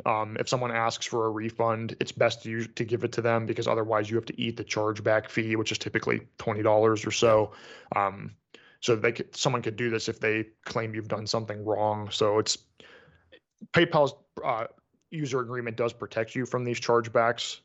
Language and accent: English; United States; being an American